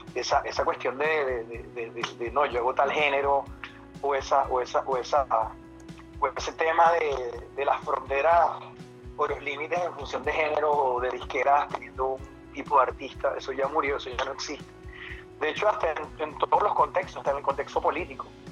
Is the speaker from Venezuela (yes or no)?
yes; Venezuela; now in London, United Kingdom; cuando estaba creciendo en Venezuela